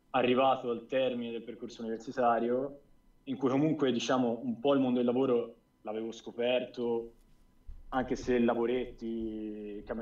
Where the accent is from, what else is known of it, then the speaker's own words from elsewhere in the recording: near Florence, Tuscany, Italy; accent: Tuscan; also born or lived in Sicily; Toscano. Vicino Firenze.